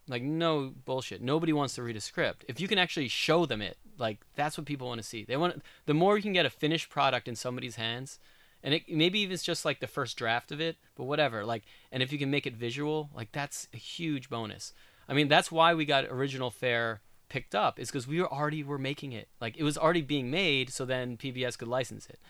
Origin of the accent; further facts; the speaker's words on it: New York, United States; moved away as an adult; also born or lived in Southern California; now in Oregon, United States; I'm a New Yorker, I'm from the East Coast